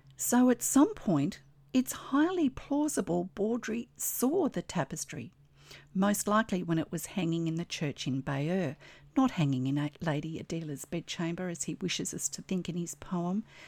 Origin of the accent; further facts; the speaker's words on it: Australia; I'm an Australian textile artist, teacher, judge, blogger